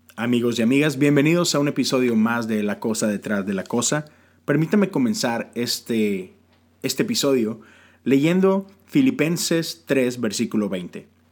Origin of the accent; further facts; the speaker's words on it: Mexico; now in United States; yo vivo en los Estados Unidos, ah, pero soy ciudadano de México, aún hasta hoy legalmente soy ciudadano mexicano. Mi acta de nacimiento dice que yo soy mexicano